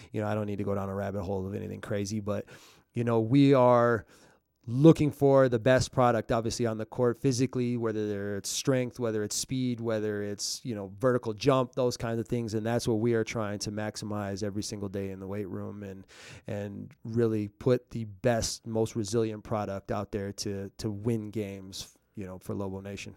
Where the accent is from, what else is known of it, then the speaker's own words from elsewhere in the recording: Minneapolis, Minnesota, United States; now in Albuquerque, United States; I'm from Minneapolis